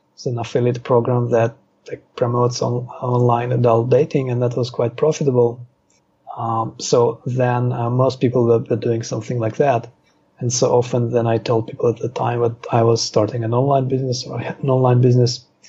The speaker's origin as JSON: {"language": "English", "region": "Moscow", "country": "Russia", "tie": "born or raised there", "also_born_or_lived": "Israel", "moved": "yes", "lives_now": "Thailand", "said": "I was born in Moscow, and then our family emigrated to Israel."}